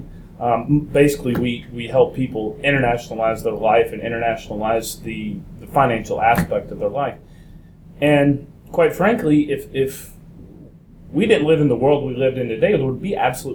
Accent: United States; I'm American

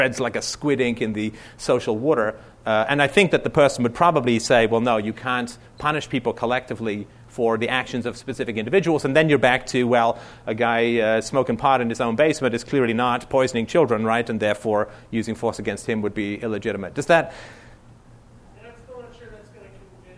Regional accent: United Kingdom; I'm British

